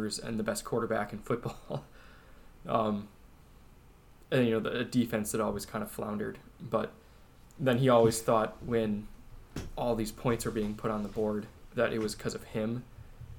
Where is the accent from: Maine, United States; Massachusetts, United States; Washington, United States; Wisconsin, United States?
Wisconsin, United States; we're from Wisconsin